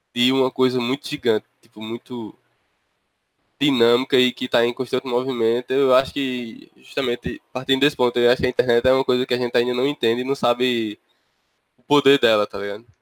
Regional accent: interior of Paraíba, Brazil; eu sou do, do interior da Paraíba

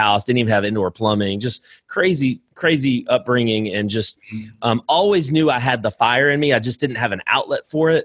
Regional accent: Lowell, Indiana, United States; moved away as an adult; now in Alabama, United States; I'm from Indiana originally, Northwest Indiana, Chicagoland area. Lowell High School

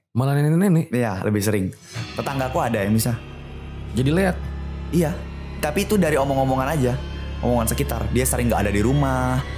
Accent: Bali, Indonesia; aku denger-dengar dari orang di sekitaran desa aku juga karena di Bali itu kan orangnya percaya banget sama yang kayak gitu-gitu

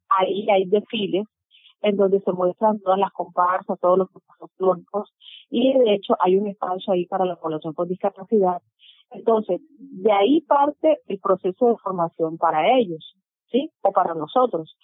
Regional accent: Sincelejo, Sucre, Colombia; soy del departamento de Sucre, nací en el municipio de Cincelejo

